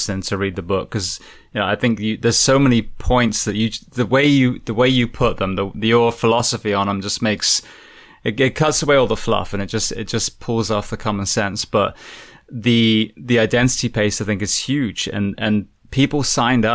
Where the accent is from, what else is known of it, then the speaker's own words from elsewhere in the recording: England, United Kingdom; now in United States; I'm from England